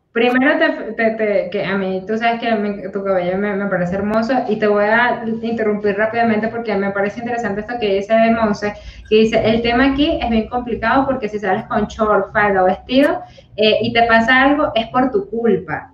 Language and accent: Spanish; Colombia; moved away; las colombianas somos, las personas colombianas somos un poquito más risueñas